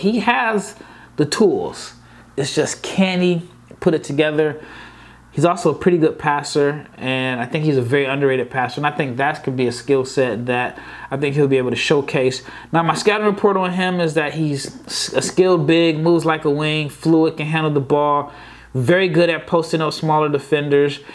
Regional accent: Omaha, Nebraska, United States; born or raised there

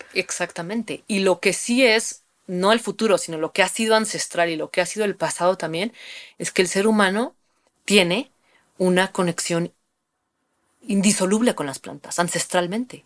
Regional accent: Mexico; tenemos un linaje, digamos, como, como mexicanas, como mexicanos, del uso de estas sustancias

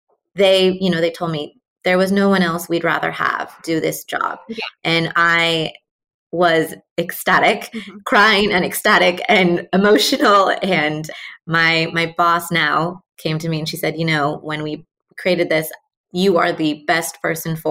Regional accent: Pacific Northwest, United States; moved away as an adult; also born or lived in New Mexico / Seattle area; I am from the Pacific Northwest, but I moved to New Mexico in 2012

